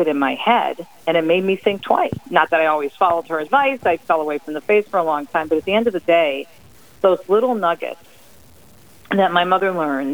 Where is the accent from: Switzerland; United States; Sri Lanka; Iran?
United States; Jersey City, New Jersey; moved away; I was born on the East Coast in Jersey City